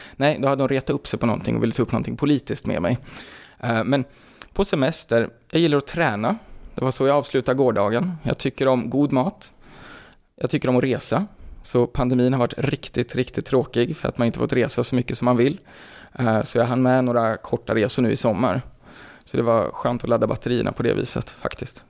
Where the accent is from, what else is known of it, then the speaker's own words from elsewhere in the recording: Gävle, Gävleborg County, Sweden; så är jag i grunden en bomullsbo. Uppvuxen där ute